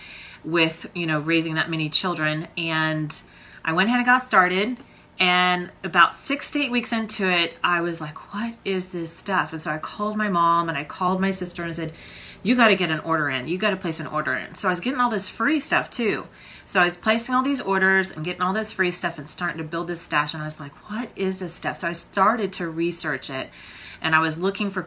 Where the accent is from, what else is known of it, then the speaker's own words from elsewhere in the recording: Oklahoma, United States; I am from Oklahoma